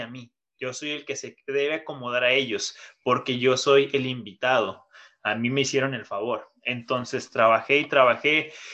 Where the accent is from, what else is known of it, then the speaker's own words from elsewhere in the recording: Mexico; moved away; por ser mexicano